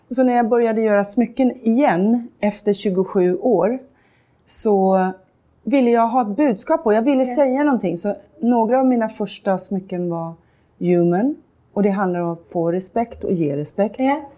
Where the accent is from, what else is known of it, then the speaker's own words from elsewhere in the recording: Sweden; Jag är svensk.